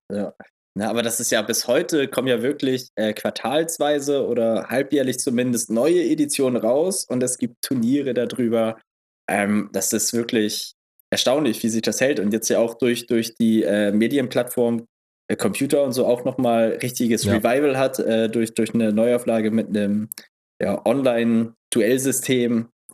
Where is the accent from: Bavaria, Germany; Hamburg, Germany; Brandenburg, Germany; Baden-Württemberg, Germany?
Hamburg, Germany; Eidelstedt; bei uns in Eidelstedt